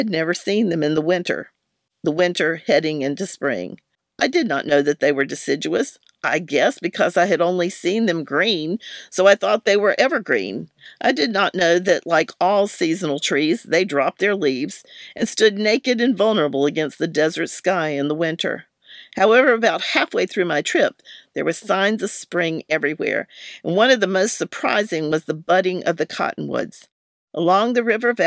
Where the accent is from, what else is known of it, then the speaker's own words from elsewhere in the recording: North Carolina, United States; Growing up in North Carolina